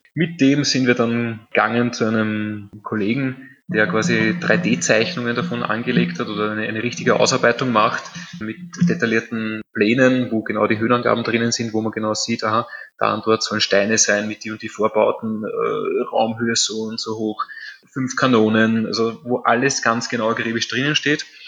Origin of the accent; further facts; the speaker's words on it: Vienna, Austria; meine Familie, meine Vorfahren, wir stammen aus dem Prater. Ich bin jetzt quasi in der sechsten Generation tätig.